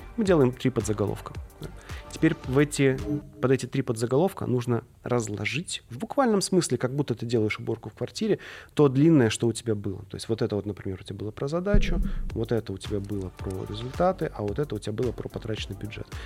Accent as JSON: {"language": "Russian", "region": "Tula Oblast", "country": "Russia", "said": "Я сам из Тульской области, ну, живу в Туле"}